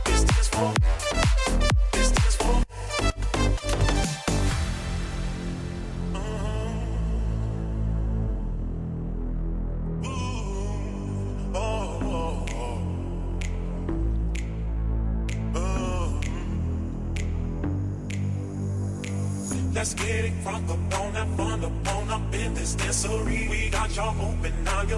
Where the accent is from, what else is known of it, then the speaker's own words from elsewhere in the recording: Houston, Texas, United States; I'm from Houston, Texas